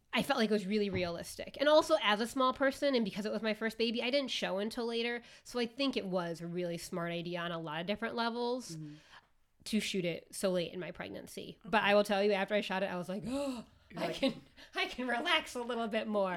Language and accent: English; Midwest, United States; moved away; also born or lived in New York City; I'm from the Midwest